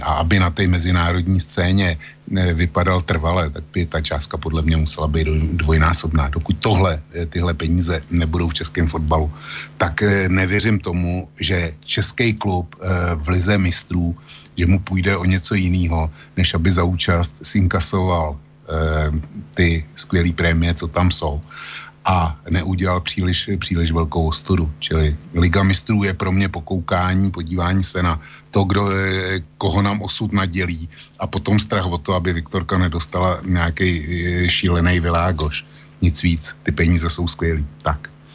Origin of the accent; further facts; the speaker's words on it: Plzeň, Plzeň Region, Czechia; u nás v Plzni